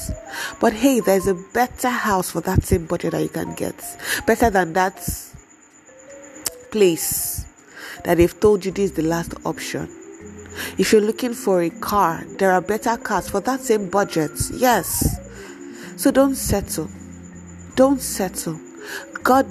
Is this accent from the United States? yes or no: no; Nigeria; we are in a Nigerian home